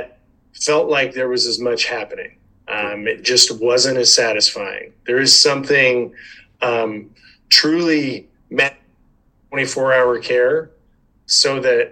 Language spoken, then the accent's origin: English; Chino Hills, California, United States; I grew up in Chino Hills, old Chino Hills.